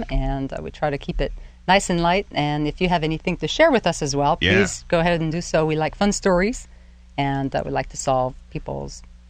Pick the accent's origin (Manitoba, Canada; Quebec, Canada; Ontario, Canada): Quebec, Canada; moved away as an adult; now in Pittsburgh, United States; I'm originally from Canada, French-Canadian, and the first couple of words that I said when I stepped foot in Pittsburgh is, feels like Quebec. It feels like home, strangely.